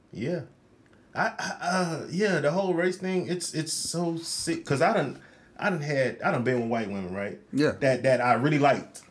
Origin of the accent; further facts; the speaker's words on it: Rochester, New York, United States; I'm from Rochester, New York.